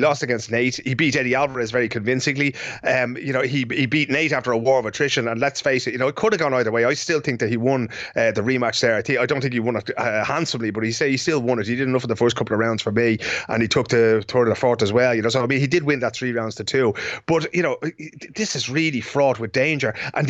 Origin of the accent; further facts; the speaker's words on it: Ireland; now in Sweden; Everybody here in Sweden knows I'm Irish.